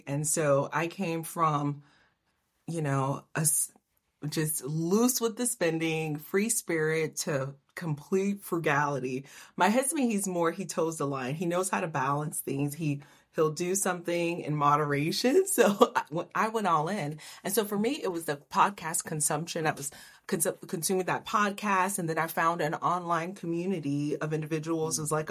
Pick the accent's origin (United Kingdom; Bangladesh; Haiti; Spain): Haiti; moved away; also born or lived in Miami; I'm from Haiti